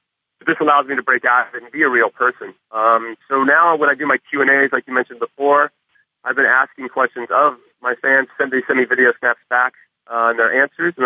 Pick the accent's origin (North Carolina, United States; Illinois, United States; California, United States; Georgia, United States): California, United States; I grew up in California